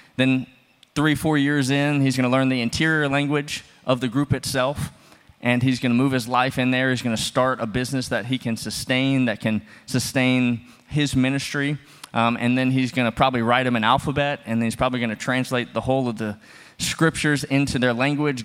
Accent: the South, United States; moved away; I'm from the South. We love our porches.

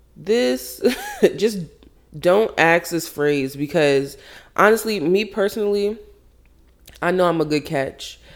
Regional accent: Jamaica; I was brought up, I'm Jamaican, big Caribbean family

